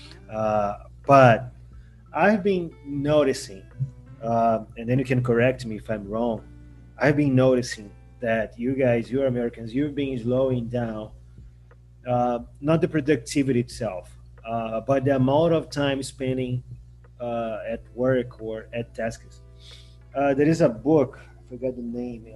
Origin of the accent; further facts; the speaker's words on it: Rio de Janeiro, Brazil; I'm from Rio de Janeiro